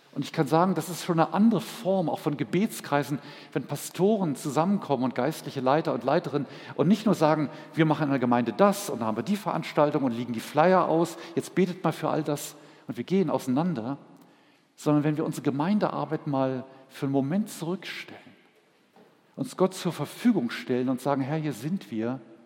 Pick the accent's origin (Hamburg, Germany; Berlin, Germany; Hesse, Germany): Berlin, Germany; moved away as an adult; Als wir 1983 nach Berlin gingen, es war zwar meine Heimat